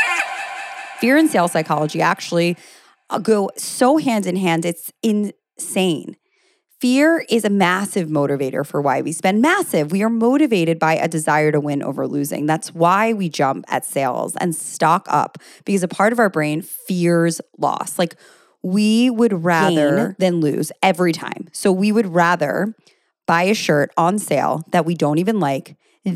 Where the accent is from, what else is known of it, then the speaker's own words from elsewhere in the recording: United States; being American